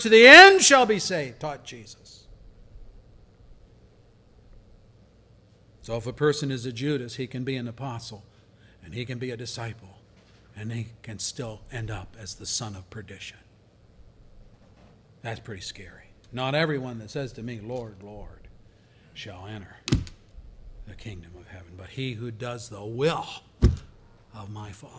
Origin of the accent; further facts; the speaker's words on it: Pennsylvania, United States; I worked as a volunteer for an evangelist in my hometown in Pennsylvania who came to our town when I was a young man